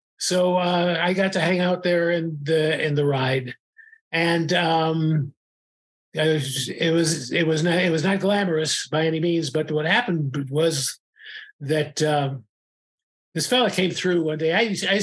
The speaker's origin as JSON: {"language": "English", "town": "Los Angeles", "region": "California", "country": "United States", "tie": "born or raised there", "said": "I was born in Los Angeles, California in 1952"}